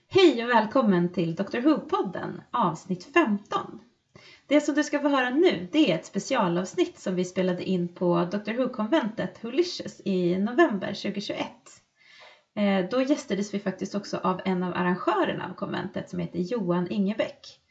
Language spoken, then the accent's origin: Swedish; Sandviken, Gävleborg County, Sweden; now in Stockholm, Sweden; jag bor i Stockholm, men just nu så är jag i Sandviken och hälsar på min mamma där jag kommer ifrån